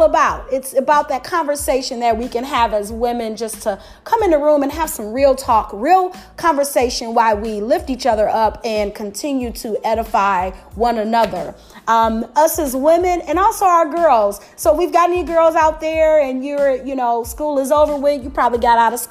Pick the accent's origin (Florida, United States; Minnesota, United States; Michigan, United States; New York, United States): Michigan, United States; Detroit; Detroit, my hometown